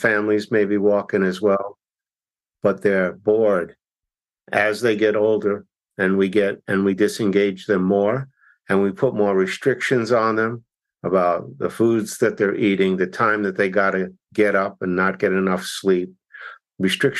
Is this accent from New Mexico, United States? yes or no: no; New York City, New York, United States; I grew up in Brooklyn, 5 blocks from Ebbets Field